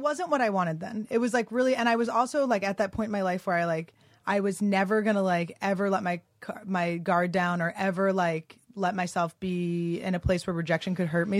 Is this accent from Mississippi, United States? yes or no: no; Philadelphia, Pennsylvania, United States; also born or lived in New York / Santa Fe, New Mexico; now in Los Angeles, United States; I grew up in Philly.